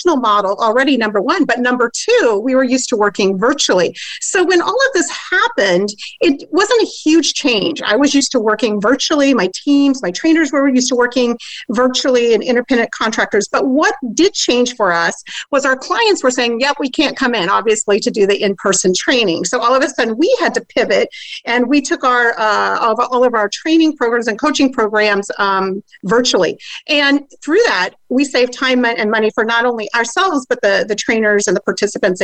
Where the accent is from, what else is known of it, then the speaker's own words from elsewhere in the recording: Iowa, United States; also born or lived in Japan; I'm from Iowa